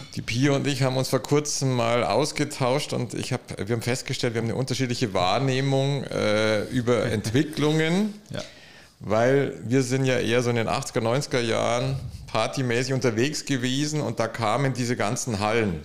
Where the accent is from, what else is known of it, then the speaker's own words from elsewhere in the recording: Munich, Bavaria, Germany; ich bin im Münchner Westen aufgewachsen